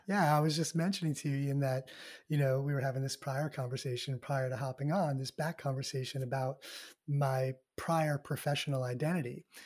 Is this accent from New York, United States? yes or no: yes; just outside of Manhattan, New York, United States; born and raised in New York, um, just outside of Manhattan, about a half an hour out of the city